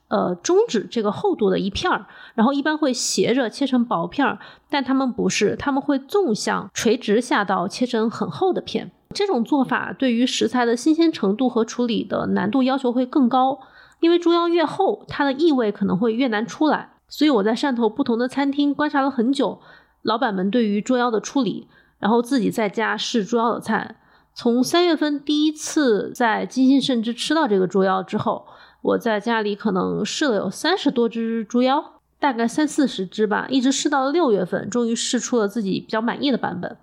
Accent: Hunan, China; 我作为一个 湖南人，以及学了几年、好几年川菜的湖南人

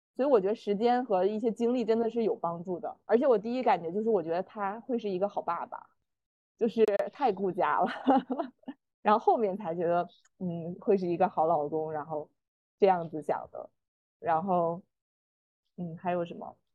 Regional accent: northern China, China; moved away as an adult; also born or lived in Beijing / Shanghai; 他的大学是在我的老家上的

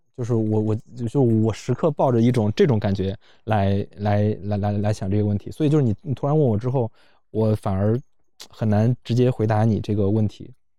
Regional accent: Luoyang, Henan, China; 我在建西上的高中，我，我，我是老城的

